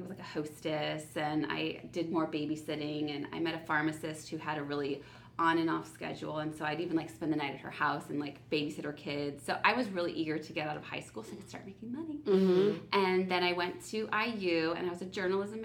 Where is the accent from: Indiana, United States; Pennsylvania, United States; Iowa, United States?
Indiana, United States; South Bend; I'm originally from South Bend, Indiana